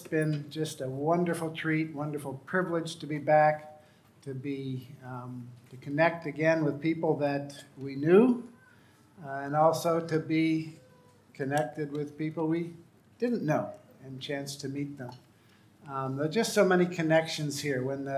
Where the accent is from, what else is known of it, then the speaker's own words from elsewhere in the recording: Rift Valley, Kenya; I grew up in Kenya on the edge of the Rift Valley. In front of our house was a perfectly formed volcano or caldera called Mount Longonot.